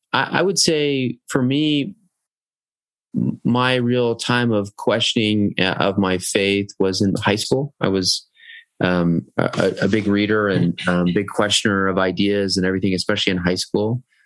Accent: South Jordan, Utah, United States; also born or lived in Iowa / Norway / Oregon / Texas; Well, I was born in Iowa. My early growing up, I was a military brat, so I kind of lived a lot of different places: Norway, Oregon, Texas, you know, places in Utah. But eventually, went to high school in South Jordan

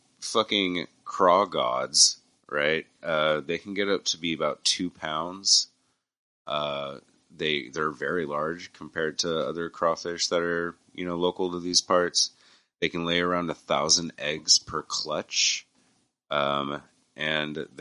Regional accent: New Mexico, United States; I grew up in New Mexico, close to West Texas

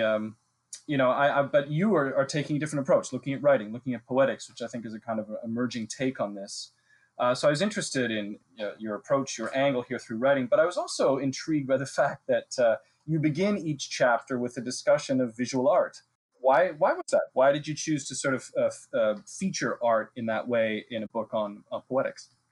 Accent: Ontario, Canada; I spent the first 18 years of my life drinking uh, water that came right out of the Canadian Shield, where I grew up in Ontario

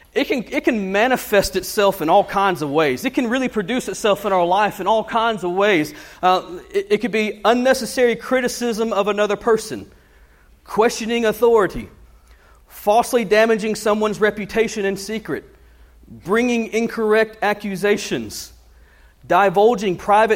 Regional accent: United States; I'm a Christian before I'm an American.

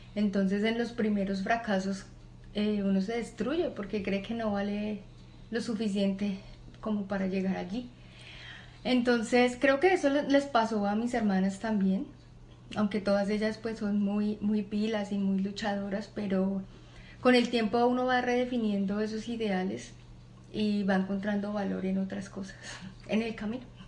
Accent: Bogotá, Bogotá Capital District, Colombia; yo nací en Bogotá, en una familia con cuatro hijas

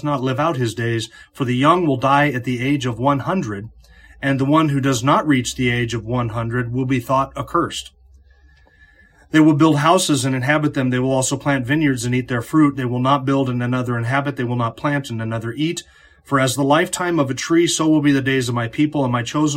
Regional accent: North Idaho, United States; growing up in North Idaho

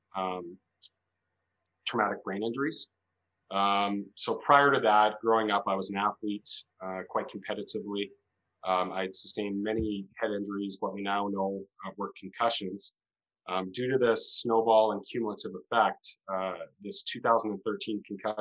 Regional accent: Calgary, Alberta, Canada; also born or lived in Edmonton; I'm a lawyer, born and raised in Calgary

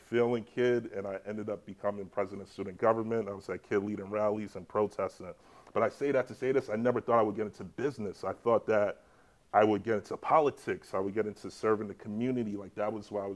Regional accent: New York City, New York, United States; also born or lived in Jamaica / Dominican Republic; now in New York, United States; I'm from the Bronx, I chilled on the block

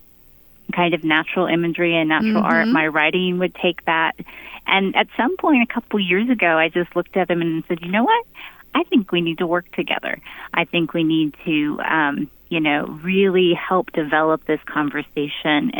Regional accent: Pennsylvania, United States; we both grew up in rural spaces. I grew up in Pennsylvania

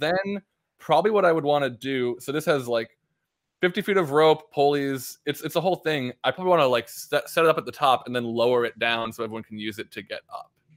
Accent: Minnesota, United States; I'm from Minnesota.

